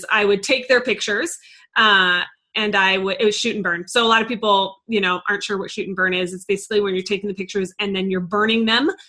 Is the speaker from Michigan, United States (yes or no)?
no; San Antonio, Texas, United States; now in Denver, United States; So I um, came from San Antonio. I'm in Denver now, but my photography journey started in San Antonio.